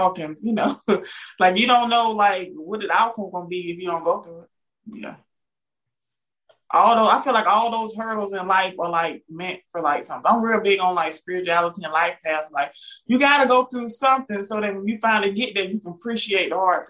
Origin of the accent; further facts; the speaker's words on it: Southern US, United States; because I know growing up in the South, like, I thought, like, the best rappers alive were … and ….